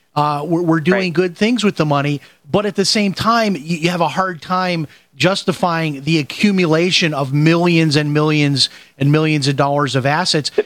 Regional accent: Chicago, Illinois, United States; moved away as an adult; now in Florida, United States; I'm from Chicago, and I grew up at 79th and Harlem I lived there till I went to college.

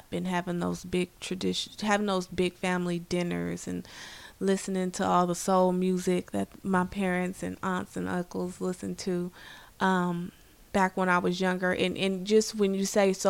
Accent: San Francisco, California, United States; I was born here in San Francisco from the Western Addition

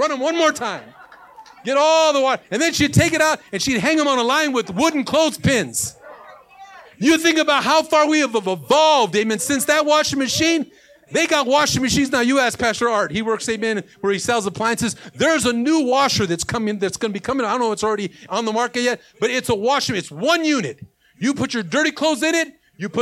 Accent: Los Angeles, California, United States; I was born in Watts

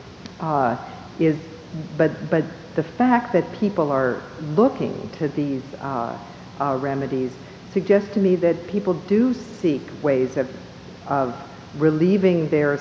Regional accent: Minneapolis, Minnesota, United States; I was born in Minneapolis

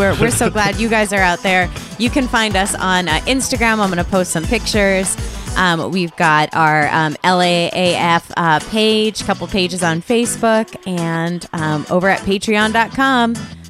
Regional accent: Hartford, Connecticut, United States; now in Los Angeles, United States; I grew up in Hartford, Connecticut, which is called the insurance capital of the world.

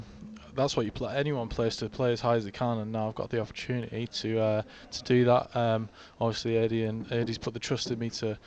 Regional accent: Barrow-in-Furness, North West England, United Kingdom; It means so much to play for Barrow, especially my hometown.

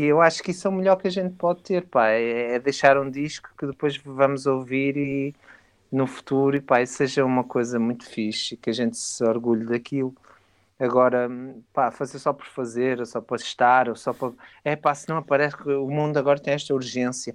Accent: Porto, Norte, Portugal; now in Alentejo, Portugal; eu sou do Porto, atenção, mas já moro cá há muito tempo e já, e já me considero de cá quase.

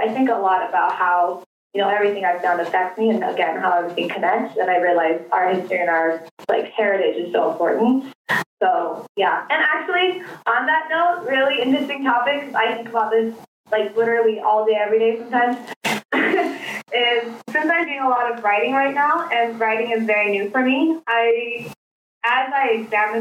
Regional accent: Canada; also born or lived in South Korea / New York; I grew up in Canada since I was 3 years old

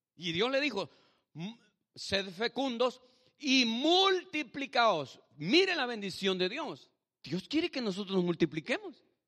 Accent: El Salvador; moved away; Yo soy de Salvador como su pastor, pero mi esposa es mexicana

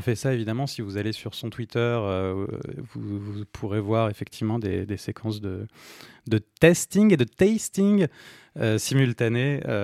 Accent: France; en tant que Français

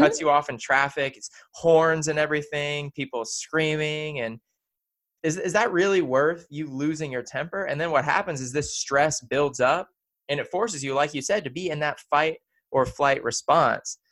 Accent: the South, United States; we're both here growing up in the South

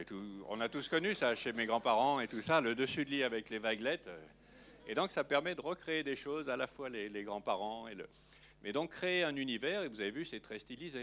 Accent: Lyon, Auvergne-Rhône-Alpes, France; moved away; quand j'appelais le dimanche chez moi à Lyon

